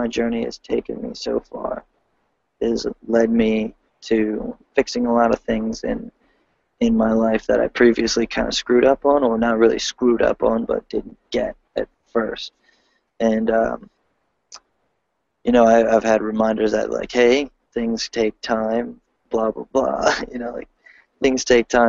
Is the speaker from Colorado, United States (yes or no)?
no; Delaware, United States; I'm from Delaware